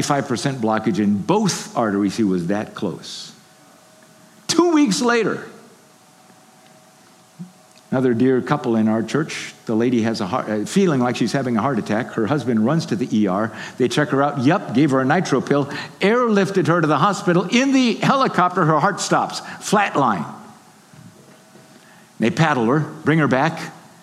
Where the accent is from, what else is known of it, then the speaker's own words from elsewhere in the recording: Haiti; I grew up in Haiti, I told you. My father was a builder.